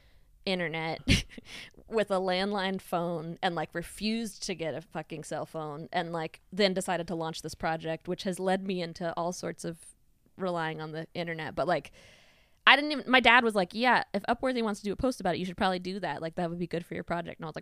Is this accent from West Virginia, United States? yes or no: yes; West Virginia, United States; the road I grew up on in West Virginia